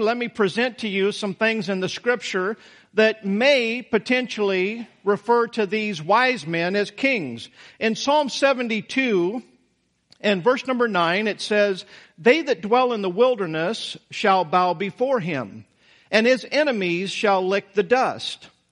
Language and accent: English; Idaho, United States; moved away; I came from Idaho, Taterville. I mean, I came from a town that most of you had never heard, never heard